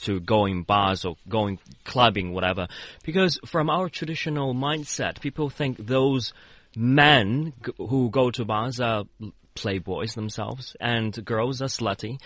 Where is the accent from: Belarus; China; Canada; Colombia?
China; Urumqi, Xinjiang; I was born in Xinjiang. I have been living there for more than 20 years, even in the city of Urumqi